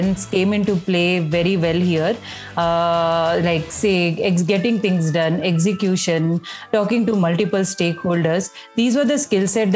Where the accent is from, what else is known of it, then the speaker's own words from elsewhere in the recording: India; moved away; By the time I was growing up in India, computers were a part of some household, at least my household